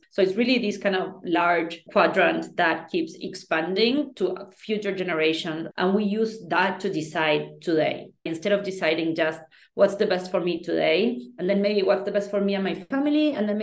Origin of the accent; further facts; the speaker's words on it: Argentina; I come from Argentina